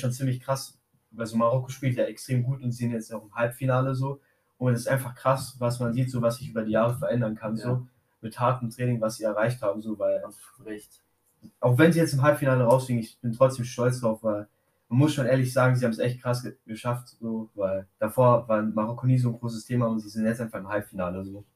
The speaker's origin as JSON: {"language": "German", "country": "Germany", "said": "bei uns in Deutschland"}